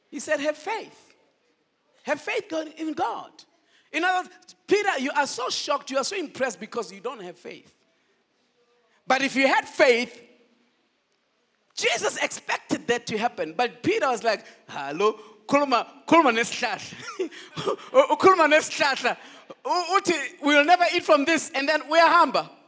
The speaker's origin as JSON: {"language": "English", "country": "Nigeria", "said": "No, I did not know which side to belong because I love South Africa, but I'm a Nigerian."}